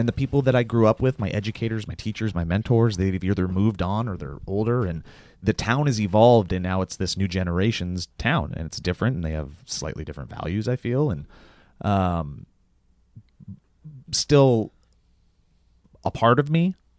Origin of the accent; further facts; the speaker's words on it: Columbia Falls, Montana, United States; moved away as an adult; now in Los Angeles, United States; we grew up together in Columbia Falls